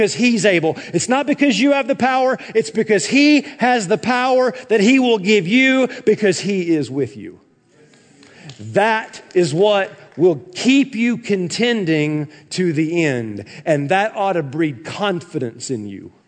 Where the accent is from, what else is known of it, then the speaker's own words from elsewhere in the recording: the South, United States; when I was growing up in the South